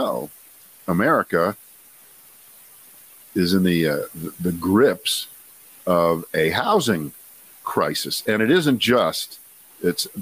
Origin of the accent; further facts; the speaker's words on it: Columbus, Ohio, United States; moved away; I'm from Columbus, Ohio